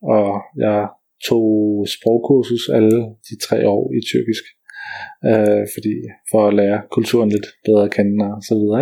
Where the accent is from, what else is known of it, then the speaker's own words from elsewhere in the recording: Roskilde, Zealand, Denmark; Roskilde, der hvor jeg kommer fra